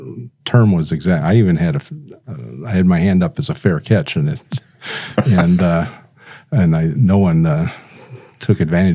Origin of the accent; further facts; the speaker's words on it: Flint, Michigan, United States; moved away as an adult; also born or lived in Howell, Michigan; now in Brandon, United States; I grew up in the Howell area, moved to Flint, Michigan in third grade, stayed there till I graduated, came out here to Sioux Falls College back then in 1970, and liked the weather and basically decided to stay.